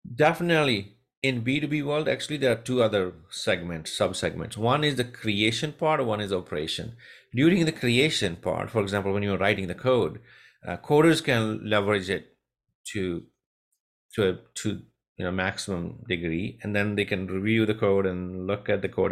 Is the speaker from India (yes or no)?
yes; India; moved away as an adult; now in United States; I'm born and raised in India